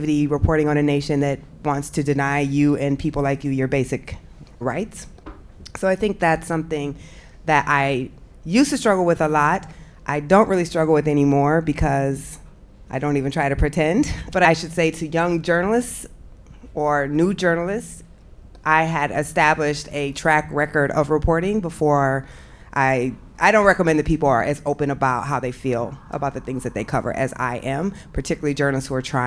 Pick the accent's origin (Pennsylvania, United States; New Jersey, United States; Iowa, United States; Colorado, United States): Iowa, United States; moved away; I'm from Iowa